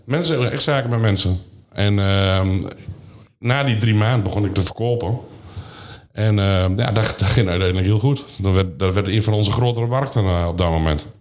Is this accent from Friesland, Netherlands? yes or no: no; Vriezenveen, Overijssel, Netherlands; geboren in Frieseveen, gehuwd en uh, vier kinderen